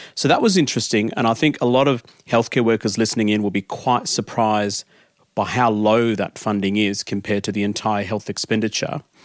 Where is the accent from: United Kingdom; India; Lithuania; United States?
India; now in Australia; back in my home country, I was actually born in India